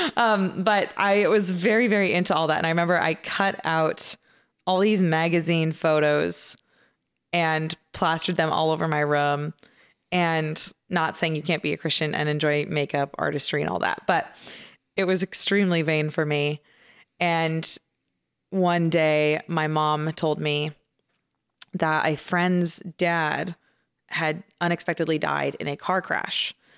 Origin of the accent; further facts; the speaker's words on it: outside of Phoenix, Arizona, United States; I grew up in a kind of your, your average Baptist church, um, outside of Phoenix, Arizona